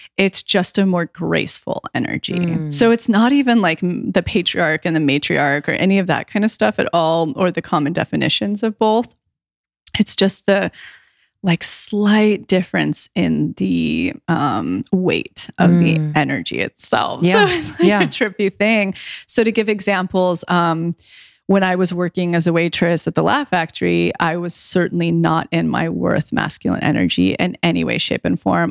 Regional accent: right outside of Yosemite, California, United States; moved away; my hometown, which is right outside of Yosemite

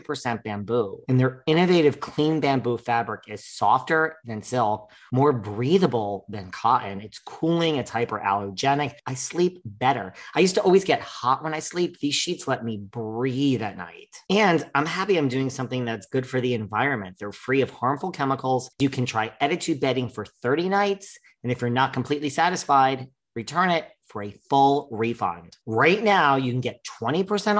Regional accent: New York City, New York, United States; as a New Yorker

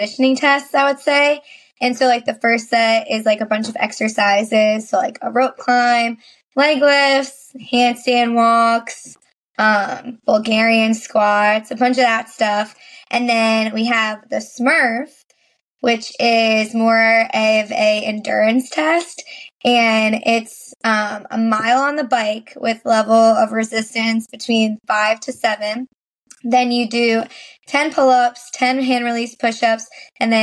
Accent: Suffern, New York, United States; I am from Suffern, New York, which is a small town

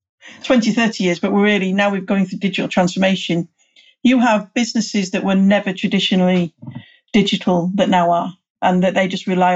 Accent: United Kingdom; I'm British

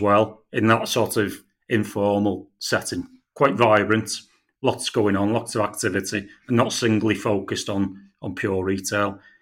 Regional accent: St Helens, North West England, United Kingdom; I'm from St Helens myself, I was brought up

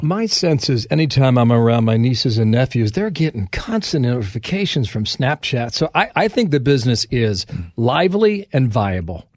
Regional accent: Cincinnati, Ohio, United States; moved away; I'm from Ohio, Cincinnati

